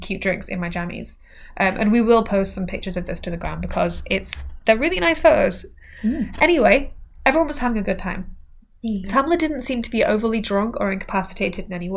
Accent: England, United Kingdom; we're English

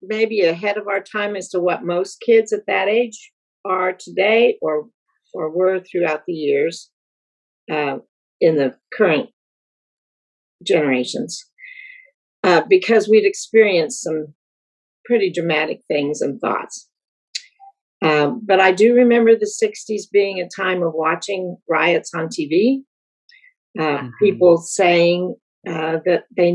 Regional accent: Colorado, United States; I grew up in Colorado

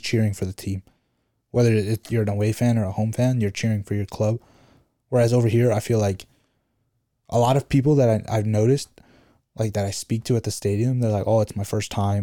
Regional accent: Chicago, Illinois, United States; Chicagoans, as people, we're from the Midwest

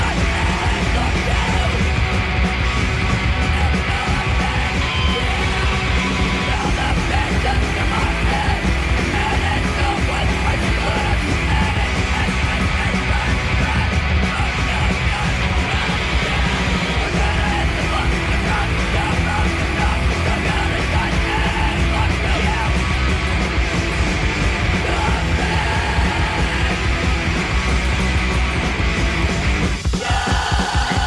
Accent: San Clemente, California, United States; moved away as an adult; also born or lived in Laguna Beach, California / Portland, Oregon; now in Los Angeles, United States; raised in San Clemente, California

